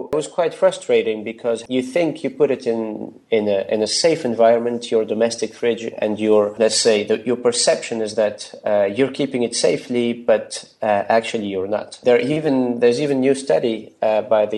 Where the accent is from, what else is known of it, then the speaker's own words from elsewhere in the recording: Tunisia; moved away as an adult; also born or lived in Germany; now in Berlin, Germany; I come from Tunisia. It's a beautiful country in North Africa